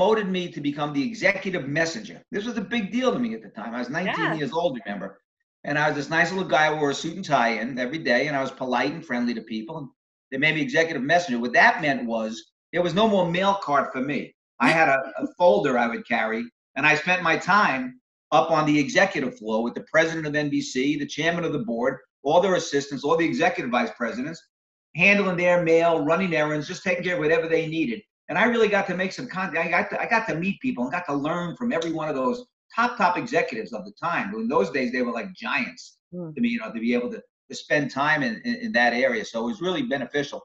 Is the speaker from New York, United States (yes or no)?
yes; Valley Stream, New York and Breezy Point, United States; also born or lived in Brooklyn, New York; raised in Valley Stream, New York, and Breezy Point, New York.